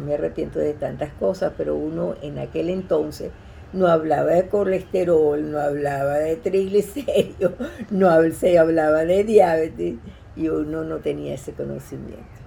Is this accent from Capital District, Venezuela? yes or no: yes; Caracas, Capital District, Venezuela; also born or lived in Tarrytown, New York; now in Coral Gables, United States; soy venezolana de Caracas